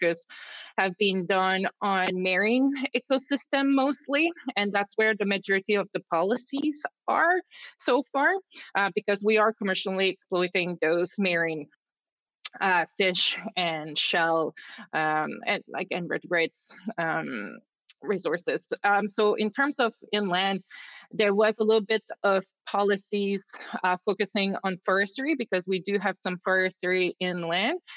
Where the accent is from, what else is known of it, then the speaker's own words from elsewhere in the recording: Gaspé, Quebec, Canada; moved away as an adult; also born or lived in Alberta / Canadian Arctic; now in Norway; I am originally from Gaspé. So I have a really an important connection with this area since I was born there and raised